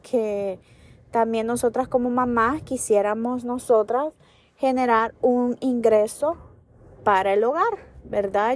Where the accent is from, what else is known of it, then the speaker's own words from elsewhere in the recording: United States; los que somos de aquí de Estados Unidos